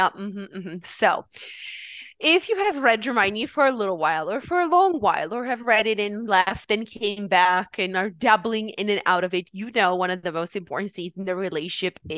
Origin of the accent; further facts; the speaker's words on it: Romania; moved away; We are both from Romania. And uh, one thing we did in Romania while we were going to school